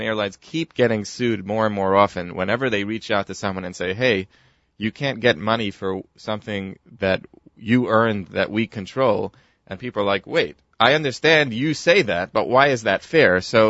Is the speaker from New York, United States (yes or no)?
yes; New York City, New York, United States; We're from New York City.